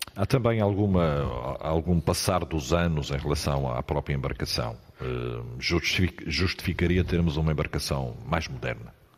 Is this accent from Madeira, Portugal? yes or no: yes; Madeira, Portugal; como madeirenses